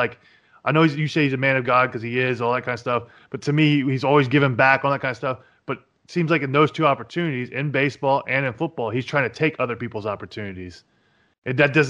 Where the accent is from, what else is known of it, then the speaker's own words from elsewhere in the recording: Jacksonville, Florida, United States; I am from the Jacksonville. I actually played against Tim Tebow's team in high school, actually.